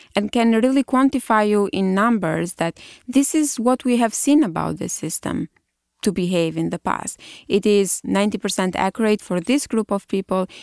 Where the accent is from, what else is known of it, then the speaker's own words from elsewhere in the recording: Albania; moved away as an adult; also born or lived in Germany / Italy; now in United States; I did my undergrad in Albania, which is my home country.